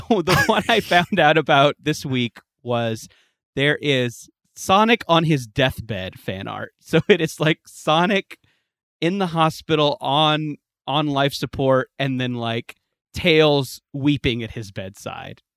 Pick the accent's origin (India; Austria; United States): United States; West Coast; I grew up on the West Coast